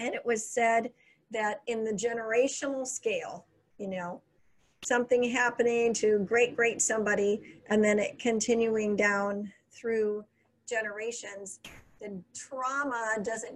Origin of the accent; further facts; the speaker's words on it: United States; moved away; also born or lived in Illinois / Minnesota / Florida; I grew up in Illinois and Minnesota